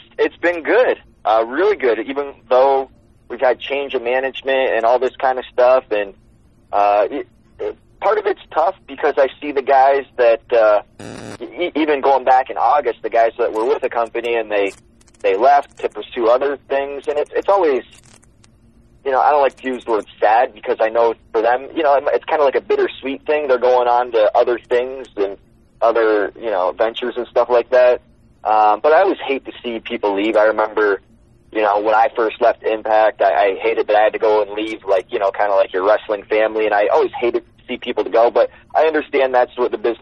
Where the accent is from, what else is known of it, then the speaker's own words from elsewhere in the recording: Windsor, Ontario, Canada; Windsor, that's my hometown, the place where we'll be filming. I mean, that's where I actually went to school